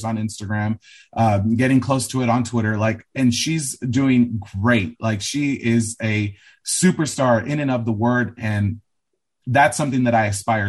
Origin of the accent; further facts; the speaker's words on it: Los Angeles, California, United States; growing up in Los Angeles and being from the suburbs